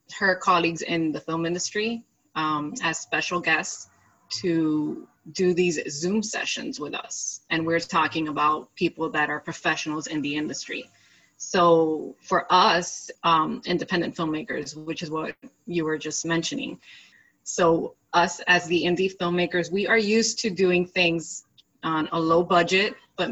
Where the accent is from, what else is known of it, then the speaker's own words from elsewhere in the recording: Miami, Florida, United States; I'm from Miami, Florida